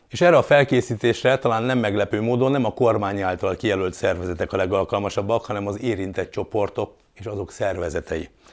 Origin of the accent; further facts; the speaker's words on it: Hungary; élhetünk ma itt Magyarországon, a Kárpát-medencében mi mindannyian. Mondhatnám, ezért vagyunk magyarok